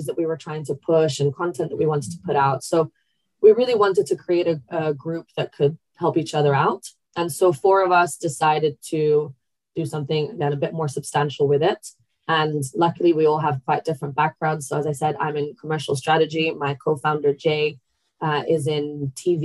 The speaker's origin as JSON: {"language": "English", "country": "Italy", "tie": "born or raised there", "moved": "yes", "lives_now": "London, United Kingdom", "said": "Growing up in Italy"}